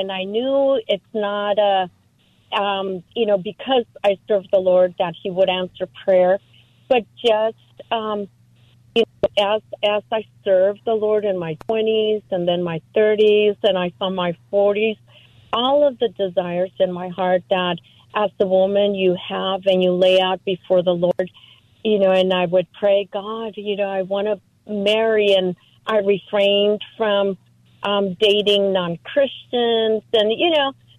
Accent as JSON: {"language": "English", "country": "Mexico", "moved": "yes", "lives_now": "San Diego, United States", "said": "I'm an immigrant from Mexico"}